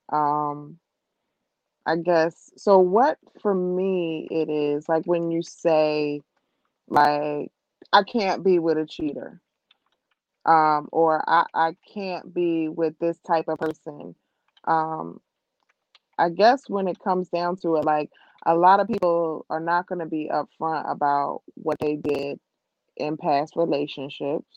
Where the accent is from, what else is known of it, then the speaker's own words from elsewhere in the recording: New Jersey, United States; I was from Jersey